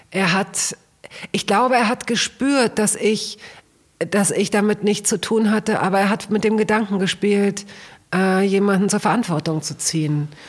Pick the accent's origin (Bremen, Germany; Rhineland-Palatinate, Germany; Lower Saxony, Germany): Lower Saxony, Germany; Hanover; ich komme aus Hannover und da gab es äh, so, da gab es eine ganz lebendige und sehr kreative Punk-Szene.